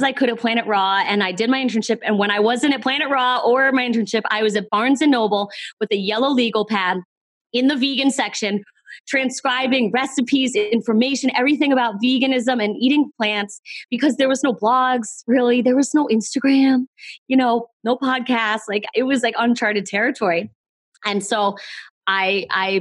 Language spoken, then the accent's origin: English; East Coast, United States; I'm from the East Coast